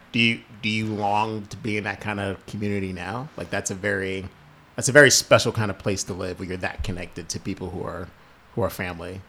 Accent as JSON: {"language": "English", "region": "New Jersey", "country": "United States", "tie": "born or raised there", "said": "growing up in Jersey"}